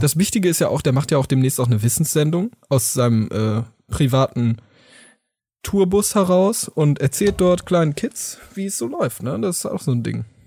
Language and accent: German; Germany; wir wollen als Deutsche natürlich zusammenhalten, wir lieben alle unser Land